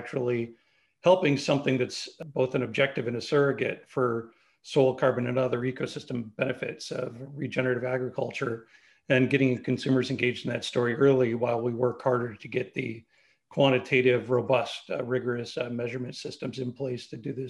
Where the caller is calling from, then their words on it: Houston, Texas, United States; I'm calling from Houston, Texas.